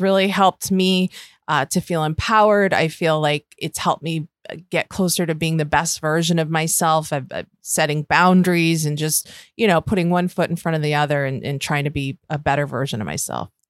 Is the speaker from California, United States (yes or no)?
no; Western New York, United States; accent: Western New York; my Western New York accent